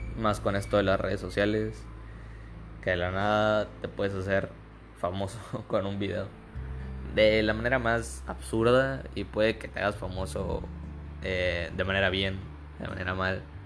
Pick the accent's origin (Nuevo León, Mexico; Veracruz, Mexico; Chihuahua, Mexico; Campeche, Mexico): Campeche, Mexico; soy de Campeche